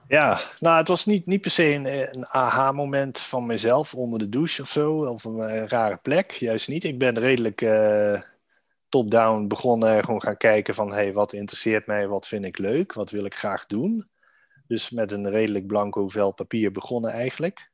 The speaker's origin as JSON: {"language": "Dutch", "town": "Maastricht", "region": "Limburg", "country": "Netherlands", "tie": "born or raised there", "moved": "yes", "lives_now": "Amsterdam, Netherlands", "said": "woon in Amsterdam met mijn vrouw en zoontje. Ehm, geboren in Maastricht"}